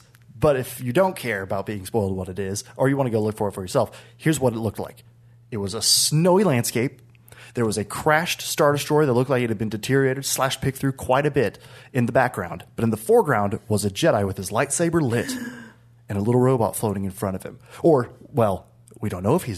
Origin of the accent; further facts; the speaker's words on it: Oklahoma, United States; now in Texas, United States; I'm from Oklahoma